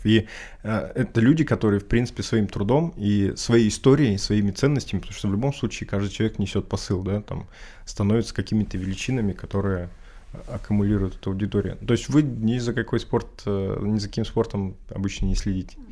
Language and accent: Russian; Urals, Russia; я, в принципе, там, условно говоря, коренной уралец